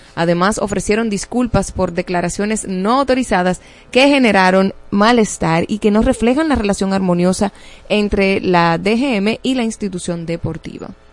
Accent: Dominican Republic

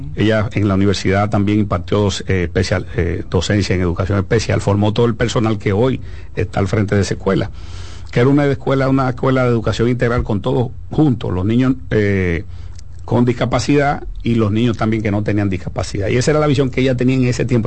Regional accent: Dominican Republic; nosotros como dominicanos

